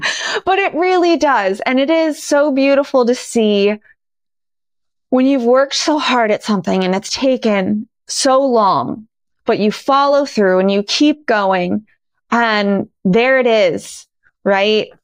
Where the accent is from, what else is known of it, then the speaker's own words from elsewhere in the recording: Scranton, Pennsylvania, United States; moved away as an adult; now in Los Angeles, United States; my hometown of dear old Scranton, Pennsylvania